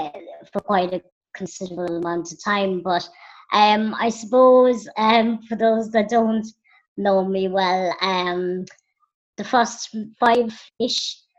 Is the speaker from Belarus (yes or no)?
yes; Minsk, Belarus; born there; I was born in Minsk in Belarus, which is in Russia